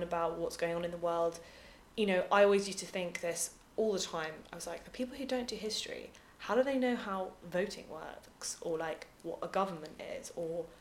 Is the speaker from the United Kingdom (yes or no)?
yes; United Kingdom